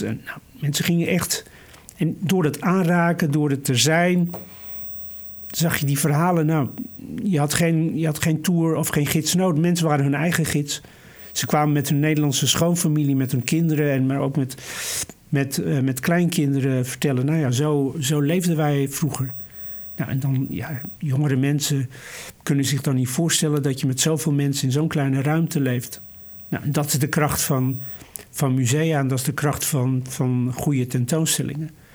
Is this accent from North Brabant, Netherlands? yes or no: yes; Vught, North Brabant, Netherlands; moved away; ik ben in Vught geboren, ik heb daar een deel van mijn jeugd eh, doorgebracht